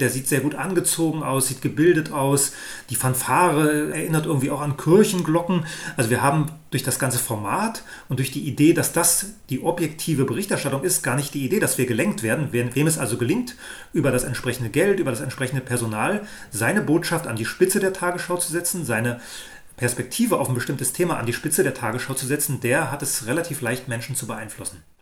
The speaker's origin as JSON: {"language": "German", "country": "Germany", "tie": "born or raised there", "said": "Ich bin in der DDR aufgewachsen"}